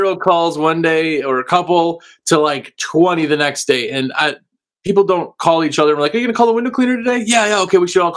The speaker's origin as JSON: {"language": "English", "region": "Wisconsin", "country": "United States", "moved": "yes", "said": "I was from Wisconsin"}